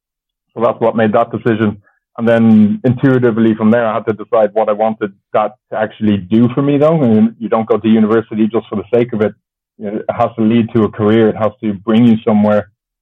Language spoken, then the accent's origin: English; Germany; born there; also born or lived in Japan / Ireland; So I was born in Germany, but both my parents are Irish, which makes me, that's what makes me Irish.